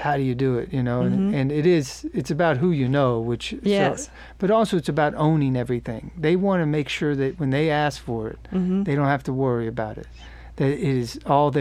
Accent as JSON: {"language": "English", "region": "Kentucky", "country": "United States", "tie": "born or raised there", "also_born_or_lived": "Nashville / Los Angeles", "moved": "yes", "said": "I grew up in Kentucky"}